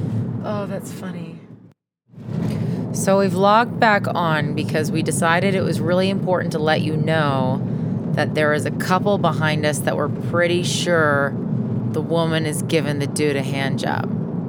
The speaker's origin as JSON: {"language": "English", "region": "Saskatchewan", "country": "Canada", "tie": "born or raised there", "moved": "yes", "said": "I grew up in Saskatchewan where there's lots of driving involved."}